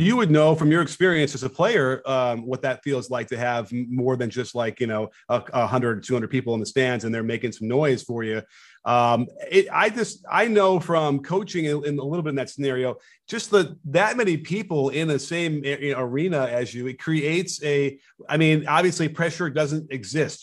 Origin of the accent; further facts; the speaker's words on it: Chicago, Illinois, United States; I grew up in Chicago